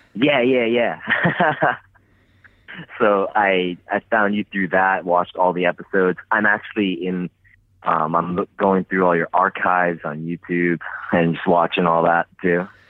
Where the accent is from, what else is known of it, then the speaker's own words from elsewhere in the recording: Tokyo, Japan; I'm from Tokyo, Japan